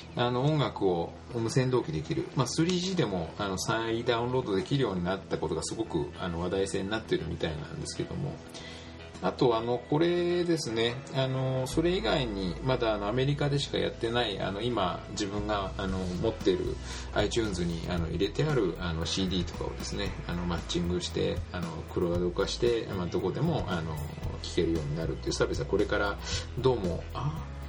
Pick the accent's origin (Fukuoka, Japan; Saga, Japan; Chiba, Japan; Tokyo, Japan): Saga, Japan; Imari; accent: Kyushu dialect; also born or lived in Kobe, Hyogo; now in Yamanashi, Japan; ふるさとなんですけどもねあの佐賀県九州の佐賀県の伊万里市っていうところです